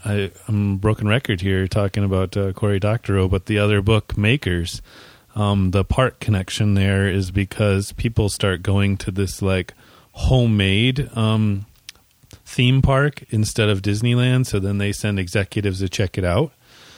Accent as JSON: {"language": "English", "country": "Canada", "said": "I understood. I'm Canadian."}